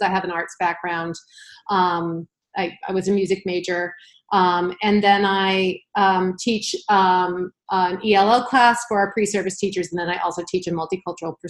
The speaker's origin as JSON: {"language": "English", "region": "Massachusetts", "country": "United States", "tie": "born or raised there", "said": "I was born and raised in Massachusetts, so I'm a lifer."}